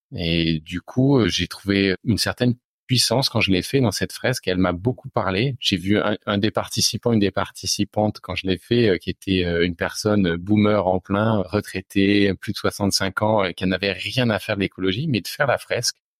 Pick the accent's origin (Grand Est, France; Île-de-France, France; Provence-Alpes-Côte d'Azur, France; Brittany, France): Grand Est, France; Reims; j'ai l'impression d'avoir été imprégné depuis l'enfance hein, par mes parents qui, euh, alors c'était dans les années 90, cherchaient à construire une maison en bois dans la région où on était, en Champagne-Ardenne. On est de Reims.